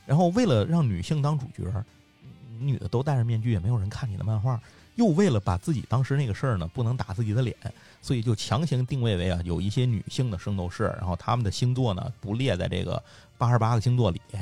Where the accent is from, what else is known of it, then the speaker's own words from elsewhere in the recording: Tianjin, China; 我天津人嘛，就是我们家后头那块儿有一个地方是黄金花园儿